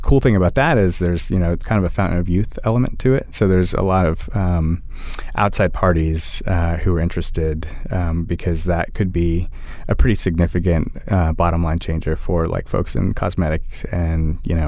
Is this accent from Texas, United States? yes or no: yes; Austin, Texas, United States; growing up in Austin